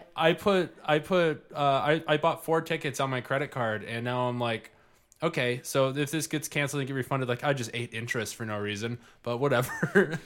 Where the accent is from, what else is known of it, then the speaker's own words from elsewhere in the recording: Livonia, Michigan, United States; I grew up in Livonia, Michigan.